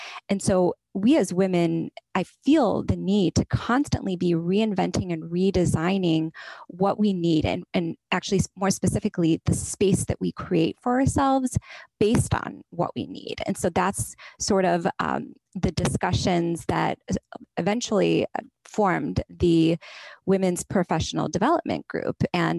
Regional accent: India; raised in a male-dominated culture, but also professionally, I've always been the minority, whether it's as an Indian woman or just as a woman generally.

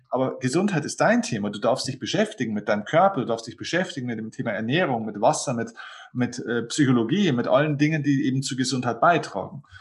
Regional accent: Lower Bavaria, Germany; Ich habe dann den größten Kinosaal in meiner Heimatstadt gebucht. Das ist ein kleiner, kleiner Ort in, hier in Niederbayern, zehntausend Einwohner

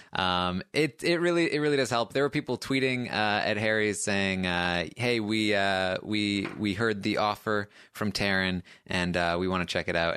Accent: Maine, United States; I, I grew up in, in a small town in Maine

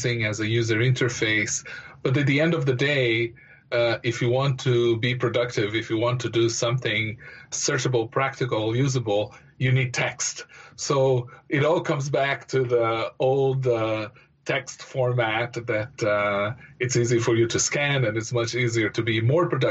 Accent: Brazil; moved away; I'm originally from Brazil

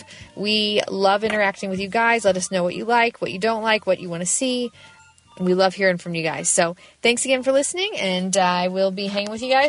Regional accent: Missouri, United States; All right, number one, we are both Midwestern gals. I'm from Missouri.

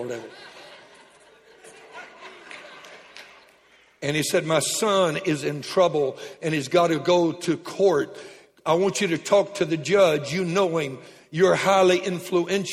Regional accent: Lake Charles, Louisiana, United States; I was raised in Lake Charles

